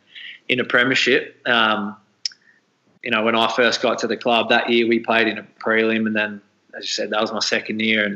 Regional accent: Tallygaroopna, Victoria, Australia; also born or lived in Kialla; I grew up in Tally

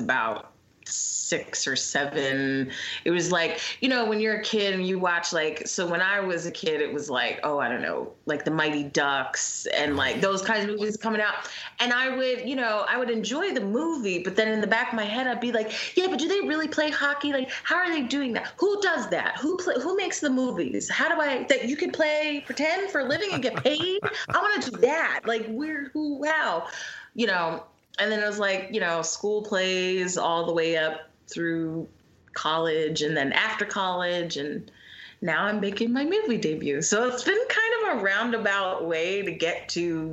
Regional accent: Philadelphia, Pennsylvania, United States; I'm from Philly. I'm still here

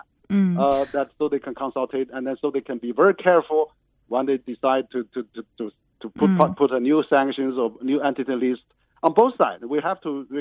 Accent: Chengdu, Sichuan, China; Chengdu is my hometown

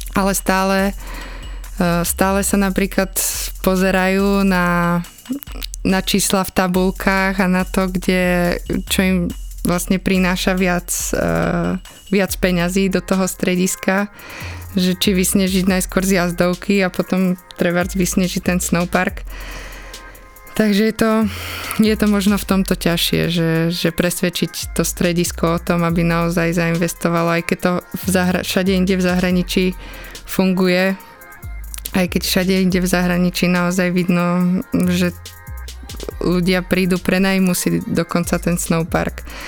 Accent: Liptovský Mikuláš, Žilina Region, Slovakia; accent: Liptov accent; som z Liptova, že mám taký liptovský prízvuk.

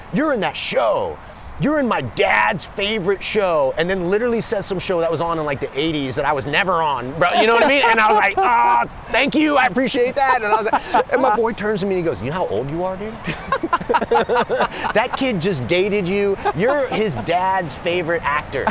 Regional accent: Los Angeles, California, United States; also born or lived in New York City; I was born in New York City. My parents were in the theater. My mom started working in Los Angeles when I was younger. So I went to high school in Los Angeles.

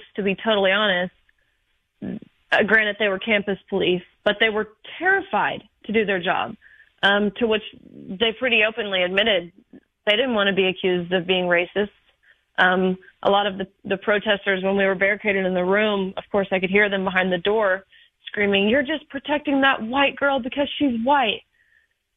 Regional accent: Nashville area, Tennessee, United States; I am from the Nashville area, not too far from you

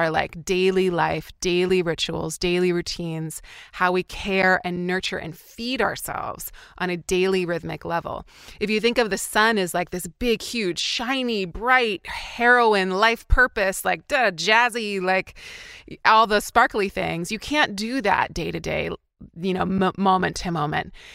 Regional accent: interior British Columbia, Canada; moved away; I grew up in a really small town of ten thousand people in British Columbia, Canada, so in interior B C

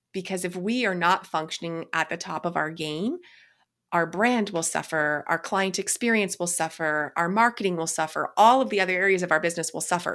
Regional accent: Canada; I'm Canadian

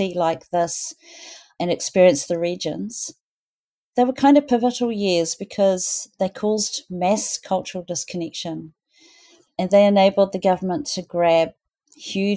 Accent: Auckland, New Zealand; also born or lived in Te Rarawa, Northland (tribal area); I grew up in Auckland.

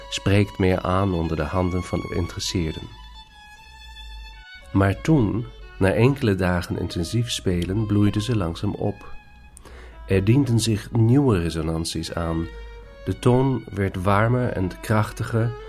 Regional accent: Northern Germany, Germany; Dutch is a second language; now in Vienna, Austria; Maar ik, ik eh, woon in Wenen en daar spreekt men een ander Duits dan ik thuis heb gesproken. En als ik nu naar huis kom, dus naar Noord-Duitsla

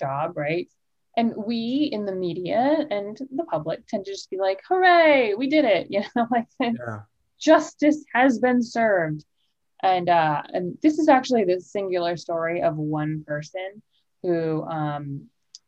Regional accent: Florida, United States; I'm in Florida right now and I'm from Florida

